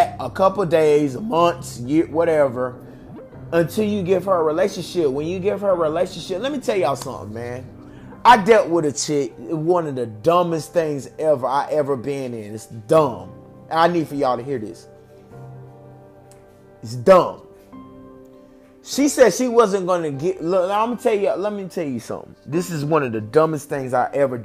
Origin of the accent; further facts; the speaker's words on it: the South, United States; I'm from the South. I'm a South baby.